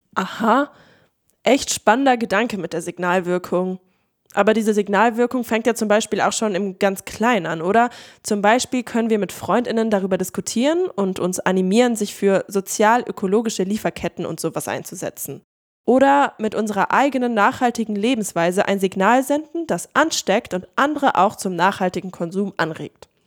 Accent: Hildesheim, Lower Saxony, Germany; moved away; Ich bin ja in Hildesheim aufgewachsen und jedes Mal, wenn ich meine Eltern dort besuche

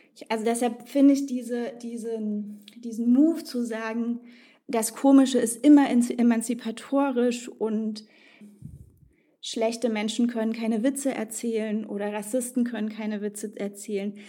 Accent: East Germany, Germany; also born or lived in Tajikistan / Israel / Frankfurt am Main; Ich bin in Tadschikistan geboren, in der ehemaligen Sowjetunion und aufgewachsen in Ostdeutschland. Wir haben zu Hause Russisch und Deutsch gesprochen.

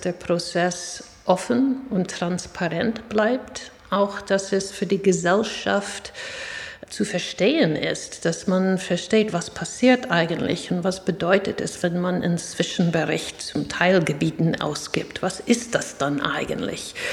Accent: New York, United States; German is a second language; Ja, ich bin, ähm, wie man hört, mit meinem Akzent nicht in Deutschland geboren und auch nicht aufgewachsen. Ich bin in Stadt New York geboren und aufgewachsen

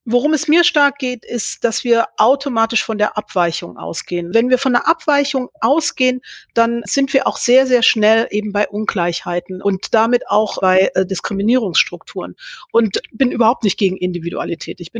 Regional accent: Thuringia, Germany; wenn ich in Gera bin, auch dann wiederum glaubhaft zu vermitteln, ich bin aus Thüringen, aber weil ich es auch schon von klein auf eher mit dem Hochdeutschen gehalten habe.

